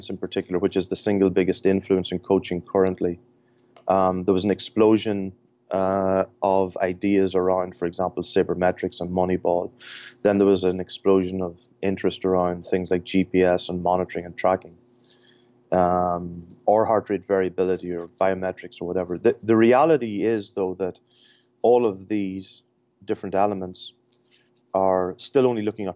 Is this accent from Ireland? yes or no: yes; Ireland; accent: Irish; now in Michigan, United States; if my accent doesn't give it away, I'm Irish.